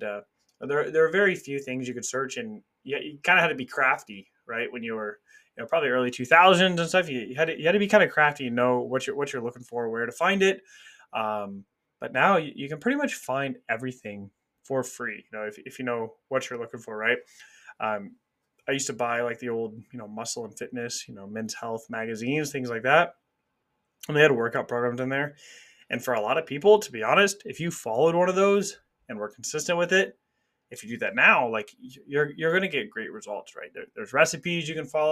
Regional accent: Kansas City, Missouri, United States; I grew up in Kansas City. I live a couple hours away from there now

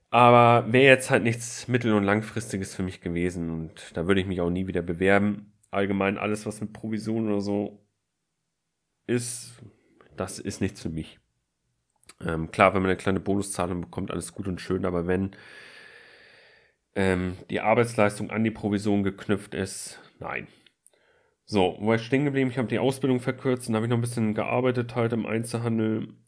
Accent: Flensburg, Schleswig-Holstein, Germany; Und zwar, ich komme aus Flensburg und wollte in Kiel studieren.

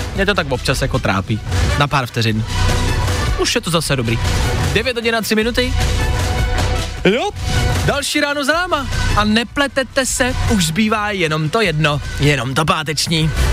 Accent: Plzeň, Plzeň Region, Czechia; now in Prague, Czech Republic; já jsem z Plzně, chci říct, aby si nikdo nemyslel, já sice jako bydlíme tady v Praze, ale já jsem Plzeňák

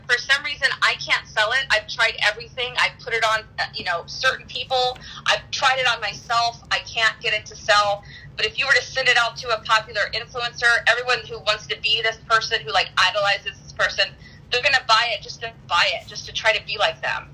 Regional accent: Daytona Beach, Florida, United States; moved away as an adult; also born or lived in Wisconsin / California / Boca Raton, Florida; I grew up in Daytona Beach, Florida.

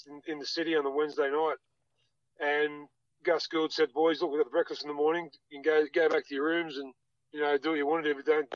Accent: Sydney, New South Wales, Australia; also born or lived in Auburn / Perth; now in Penrith, Australia; I'm from Mount Druitt. Mum and dad born and raised in Auburn. I was born in Auburn Hospital. Moved out to Mount Druitt

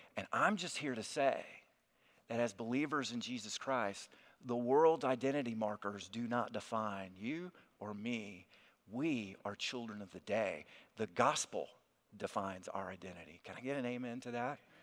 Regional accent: South Alabama, United States; moved away as an adult; also born or lived in Kentucky; I'm originally from South Alabama

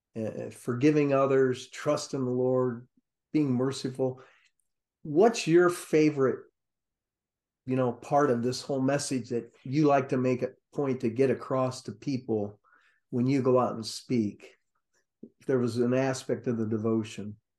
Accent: Ohio, United States; now in Florida, United States; growing up in Ohio

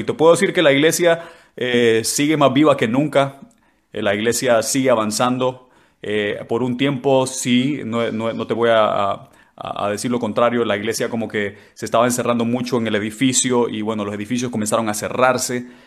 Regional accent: San Pedro Sula, Cortés, Honduras; moved away as an adult; also born or lived in La Paz, Honduras; now in London, United Kingdom; yo nací en el departamento de La Paz, en Honduras, en el mero centro de Honduras, pero crecí en San Pedro Sula, así que me considero sanpedrano

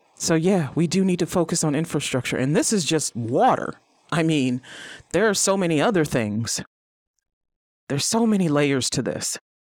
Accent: East Cleveland, Ohio, United States; I grew up in East Cleveland

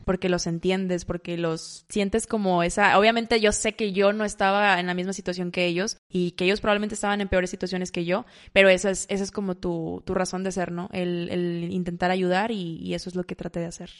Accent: Monterrey, Nuevo León, Mexico; also born or lived in Mazatlán, Sinaloa; Nací en Mazatlán, Sinaloa, tengo 23 años, ya tengo aproximadamente 15 años viviendo en Monterrey, así que me gusta considerarme una sinaloense, pero que ya se formó como regia

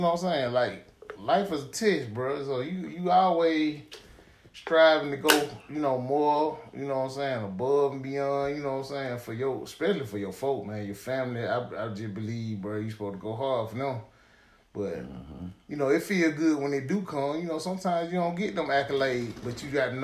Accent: Decatur, Georgia, United States; I was a Grady baby, and I grew up in Decatur, Georgia

